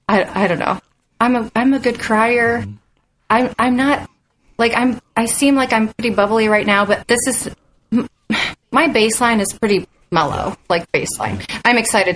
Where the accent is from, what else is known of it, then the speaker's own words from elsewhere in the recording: Bowling Green, Ohio, United States; I grew up in Bowling Green